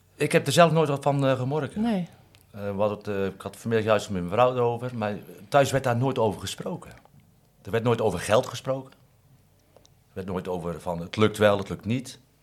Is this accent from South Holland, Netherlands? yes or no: yes; Katwijk, South Holland, Netherlands; Ik ben in Katwijk geboren en ik kom uit een groot gezin